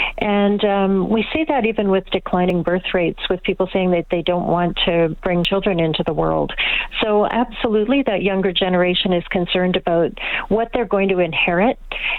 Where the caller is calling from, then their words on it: Toronto, Ontario, Canada; I'm calling from Toronto.